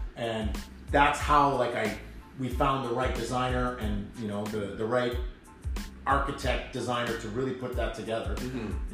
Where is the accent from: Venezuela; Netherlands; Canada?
Canada; Ottawa, Ontario; also born or lived in Gloucester, Ontario / Orleans, Ontario; I grew up in Ottawa, um, born in uh, Gloucester